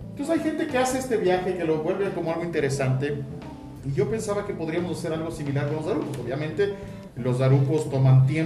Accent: Ecuador; somos los latinos y los ecuatorianos

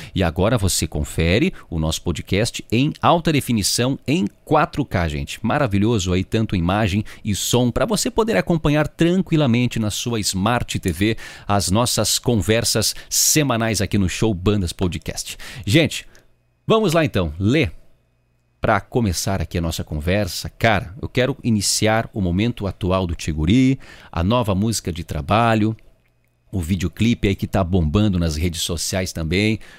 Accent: Rio Grande do Sul, Brazil; eu sou da região da fronteira oeste do estado, eu sou lá do Itaquina.

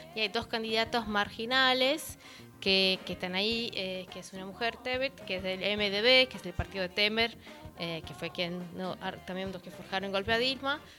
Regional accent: São Paulo, Brazil; yo soy de São Paulo

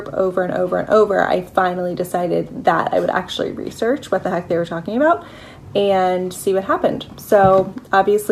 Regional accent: Philadelphia, Pennsylvania, United States; I am from Philadelphia. I live here with my husband

